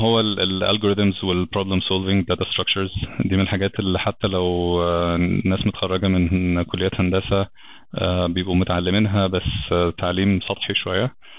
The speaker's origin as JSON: {"language": "Arabic", "town": "Alexandria", "region": "Alexandria Governorate", "country": "Egypt", "also_born_or_lived": "Brisbane, Australia", "moved": "as an adult", "lives_now": "Cairo, Egypt", "said": "انا اصلا من اسكندريه"}